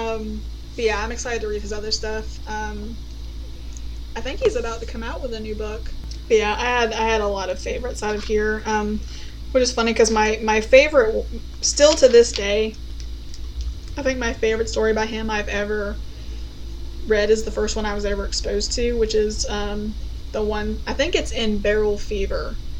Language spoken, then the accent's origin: English; United States; as an American